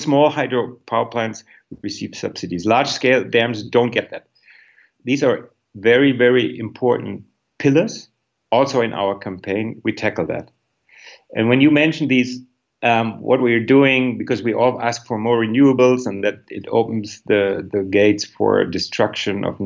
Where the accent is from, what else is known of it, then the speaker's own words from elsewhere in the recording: Northern Germany, Germany; moved away; I am from northern Germany originally, and our region is full of windmills.